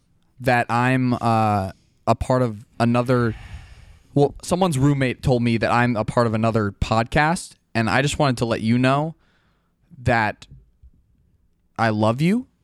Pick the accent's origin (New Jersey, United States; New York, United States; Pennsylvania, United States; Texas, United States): Texas, United States; Look, it's just when we were back in my hometown of Texas, I didn't get to say all that I wanted to say to you.